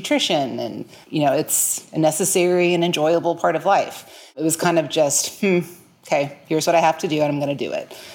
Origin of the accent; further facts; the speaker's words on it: New Orleans, Louisiana, United States; moved away as an adult; now in Tulsa, United States; I was actually born and raised in New Orleans, but I've been in Tulsa, Oklahoma for the past almost 21 years